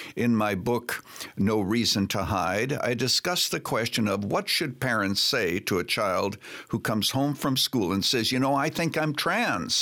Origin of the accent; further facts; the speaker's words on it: Canada; moved away as an adult; now in United States; I was born and raised in Canada, became an American citizen